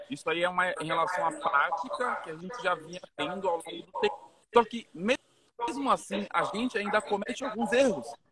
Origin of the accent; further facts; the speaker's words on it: Cameroon; Portuguese is a second language; now in Brazil; eu saí lá de Camarões, né? O outro lado do planeta para vir aqui no Brasil. Eu nem sabia falar português